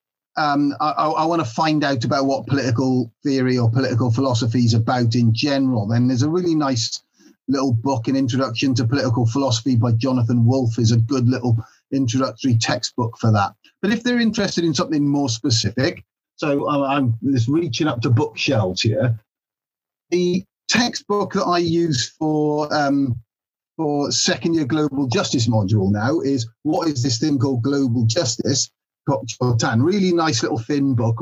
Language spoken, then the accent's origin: English; Builth Wells, Wales, United Kingdom; also born or lived in Swansea; now in Cardiff, United Kingdom; I'm Welsh through and through in that way. I grew up in Mid Wales in a little place called Bilth Wells.